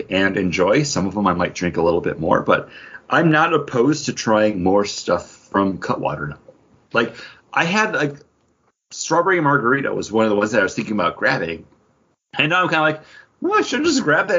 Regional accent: Buffalo, New York, United States; I'm from Buffalo

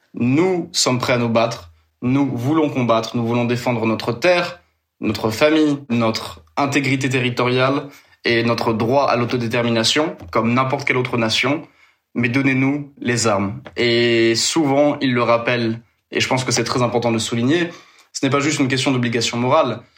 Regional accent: France; moi en tant que Français

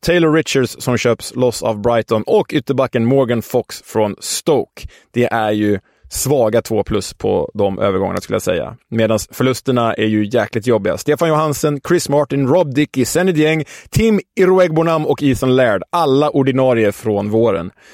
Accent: Stockholm, Stockholm County, Sweden; Vi som stockholmare

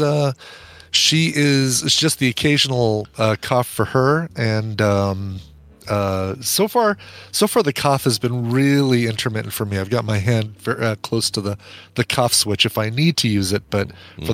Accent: Colorado, United States; I'm from Colorado.

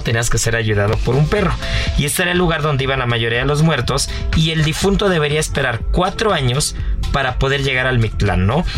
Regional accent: Mexico; nos define como mexicanos

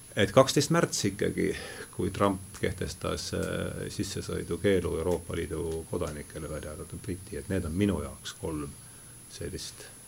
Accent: Rakvere, Lääne-Viru County, Estonia; moved away; olen pärit Rakverest

